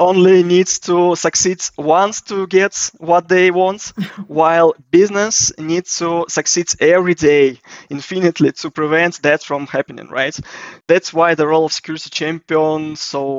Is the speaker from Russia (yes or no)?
yes; Russia; I'm from Russia.